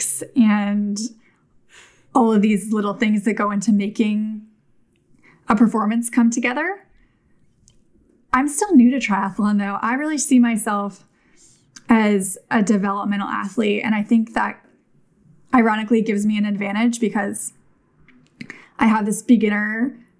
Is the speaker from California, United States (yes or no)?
yes; Davis, California, United States; I grew up in Davis